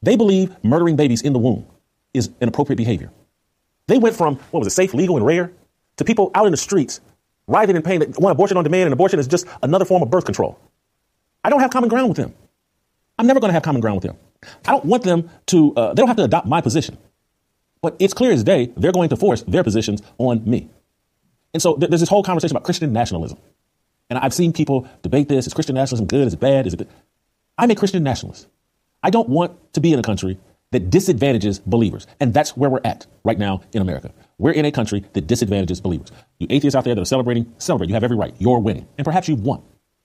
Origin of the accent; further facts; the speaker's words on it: Chicago, Illinois, United States; moved away; also born or lived in Indianapolis; I lived in Indianapolis. I grew up in Chicago.